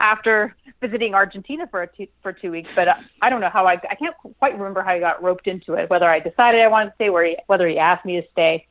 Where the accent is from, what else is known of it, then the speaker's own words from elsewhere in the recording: Montreal, Quebec, Canada; at the time, I lived in Montreal. That's my my hometown